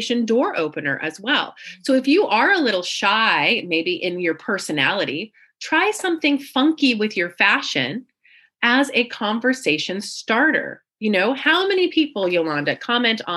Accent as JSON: {"language": "English", "region": "Central California", "country": "United States", "tie": "born or raised there", "moved": "as an adult", "lives_now": "San Diego, United States", "said": "I was born in Central California, so about 5 hours away in the mountains"}